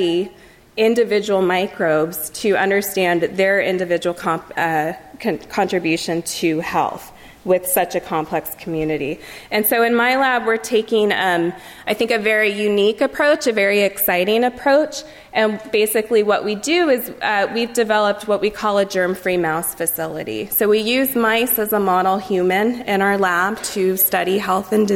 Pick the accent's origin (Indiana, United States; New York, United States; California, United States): California, United States; Livermore; I'm from Livermore, California. It's in the east of San Francisco. And when I was growing up, there were only two exits